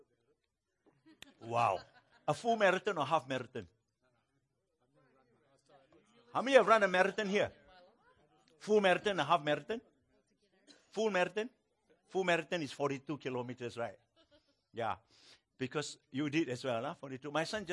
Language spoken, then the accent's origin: English; Malaysia; I'm from Malaysia